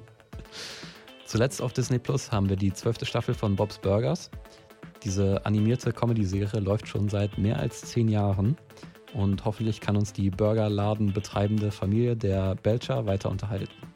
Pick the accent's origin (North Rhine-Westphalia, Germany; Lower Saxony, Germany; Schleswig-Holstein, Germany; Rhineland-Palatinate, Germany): North Rhine-Westphalia, Germany; near Recklinghausen; Recklinghausen ist von meiner Heimat auch gar nicht mal so weit weg. Ich glaube, es sind 20, 30 Minuten